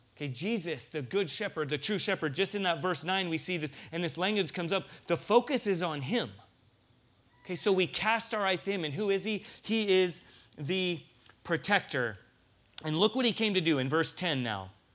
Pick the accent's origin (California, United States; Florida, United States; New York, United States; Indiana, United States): California, United States; San Diego; now in Tucson, United States; I'm from San Diego